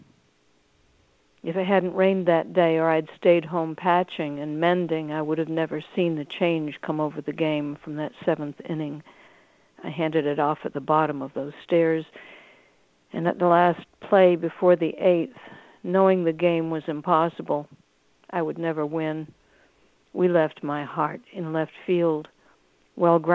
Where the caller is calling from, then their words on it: Olive Hill, Kentucky, United States; I'm calling from Olive Hill, Kentucky.